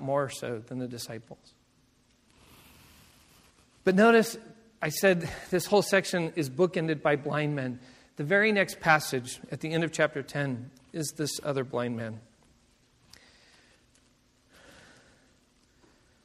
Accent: Seattle, Washington, United States; I grew up in Seattle

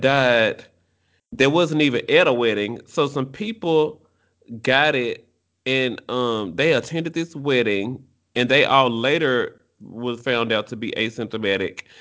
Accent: United States; I'm American

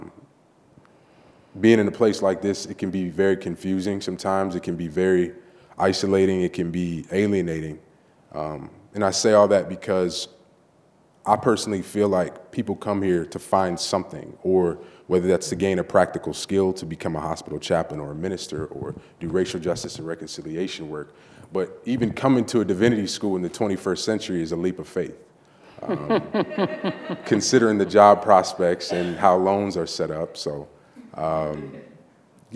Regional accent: Detroit, Michigan, United States; moved away as an adult; I'm originally from Detroit, Michigan, the son of a pastor

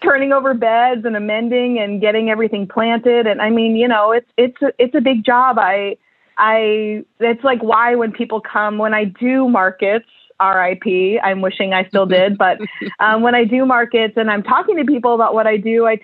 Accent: Vermont, United States; moved away as an adult; now in Portland, United States; I grew up in Vermont

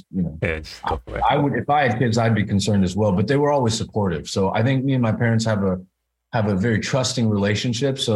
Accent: Bay Area, California, United States; moved away as an adult; also born or lived in New York / Los Angeles; raised in the Bay Area. Grew up there

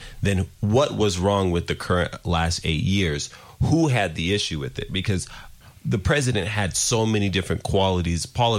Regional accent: Nigeria; Like, I'm Nigerian. We're going to get to immigrant backgrounds a little bit because we also got to be thankful for immigrants.

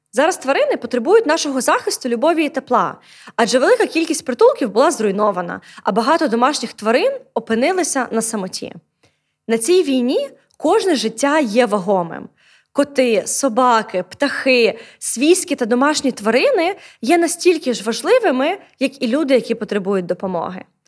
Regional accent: Odesa, Odesa Oblast, Ukraine; у моєму рідному місті місті Одесі

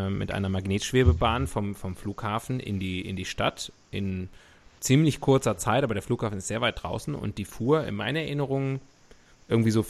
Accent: China; Ich bin ja schließlich in China aufgewachsen und ich weiß, wie es dort ist.

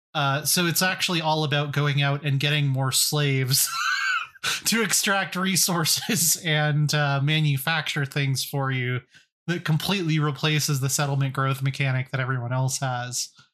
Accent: Colorado, United States; I'm from Colorado

